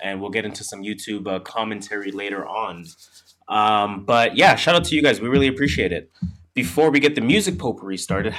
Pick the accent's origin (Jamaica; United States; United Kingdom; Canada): Canada; we are Canadian.